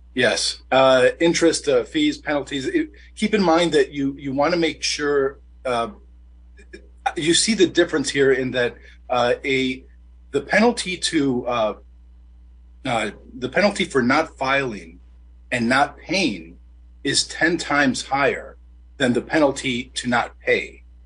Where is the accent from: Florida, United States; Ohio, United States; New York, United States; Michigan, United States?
Michigan, United States; Detroit; I'm born and raised in Detroit